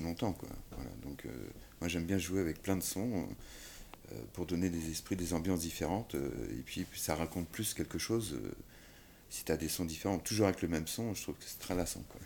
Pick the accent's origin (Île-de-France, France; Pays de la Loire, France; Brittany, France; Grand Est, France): Brittany, France; je suis breton